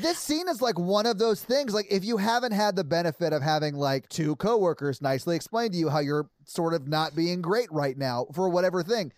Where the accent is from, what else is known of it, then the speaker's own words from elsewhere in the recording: Nashville, Tennessee, United States; I've born and raised in Nashville